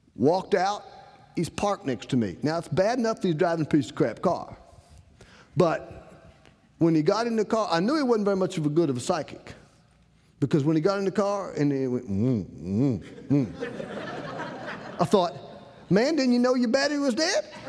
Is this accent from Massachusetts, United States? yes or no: no; Rocky Mount, North Carolina, United States; I'm from Rocky Mountain, North Carolina.